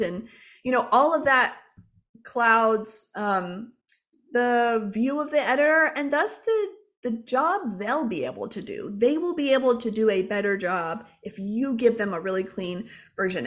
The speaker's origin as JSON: {"language": "English", "town": "Jacksonville", "region": "Florida", "country": "United States", "tie": "born or raised there", "said": "I grew up in Jacksonville, Florida"}